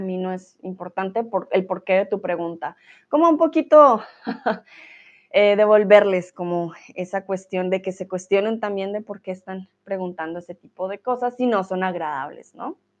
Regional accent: Colombia; moved away as an adult; I'm Colombian, and usually when I say I'm from Colombia

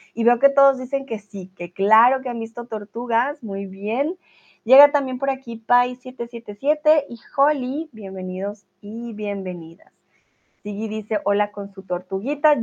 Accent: Colombia; now in Germany; soy de Colombia

